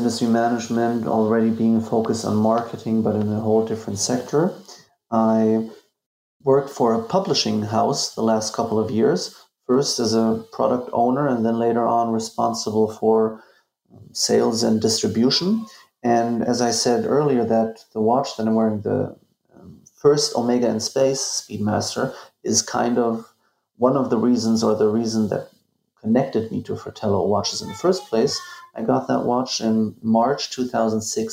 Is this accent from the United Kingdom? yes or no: no; Bremerhaven, Bremen, Germany; also born or lived in Carson City, Nevada / Santa Monica, California; I grew up in Germany, in Bremerhaven, but it's part of Bremen